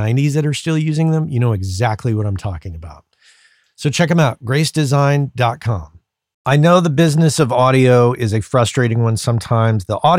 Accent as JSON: {"language": "English", "region": "New Mexico", "country": "United States", "tie": "born or raised there", "said": "I grew up in New Mexico, and I think that all the states in that region probably bought from the same vendor"}